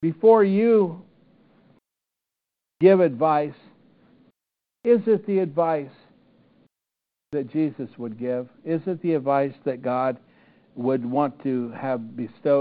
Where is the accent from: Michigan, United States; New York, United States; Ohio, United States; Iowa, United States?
Iowa, United States; I grew up in the Churches of Christ in Iowa